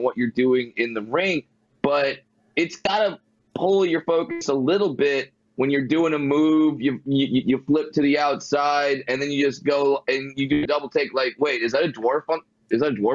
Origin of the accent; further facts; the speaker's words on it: Fullerton, California, United States; Born and raised in Fullerton, California